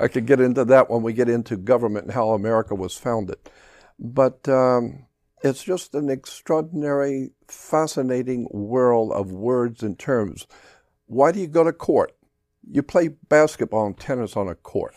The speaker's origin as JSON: {"language": "English", "country": "United States", "said": "I, as an American"}